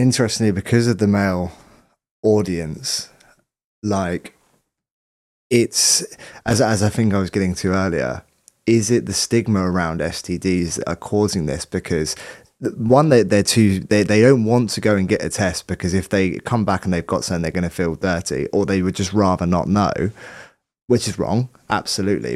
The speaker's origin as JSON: {"language": "English", "town": "Southampton", "region": "South East England", "country": "United Kingdom", "tie": "born or raised there", "moved": "yes", "said": "I'm from Southampton originally"}